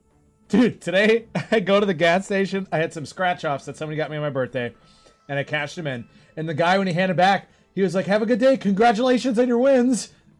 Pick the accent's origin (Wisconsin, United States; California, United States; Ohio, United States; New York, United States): Wisconsin, United States; Well, we're from Wisconsin.